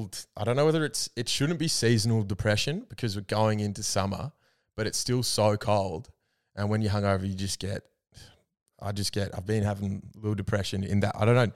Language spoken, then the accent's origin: English; Albury, New South Wales, Australia; I'm from the country. I'm from Albury, but it is the proper country.